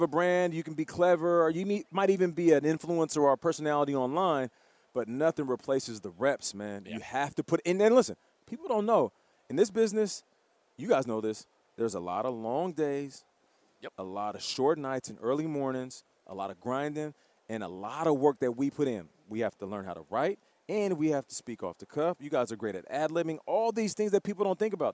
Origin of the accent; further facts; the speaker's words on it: Canada; I'm Canadian